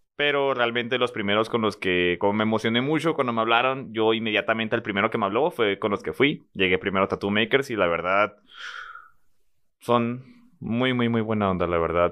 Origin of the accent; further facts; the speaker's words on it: Ciudad Juárez, Chihuahua, Mexico; moved away; soy de Juárez